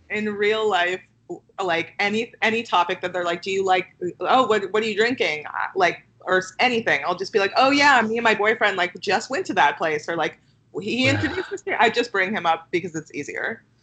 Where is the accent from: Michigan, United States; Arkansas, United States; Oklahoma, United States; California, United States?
California, United States; Los Angeles; now in Brooklyn, United States; Los Angeles, which is my hometown.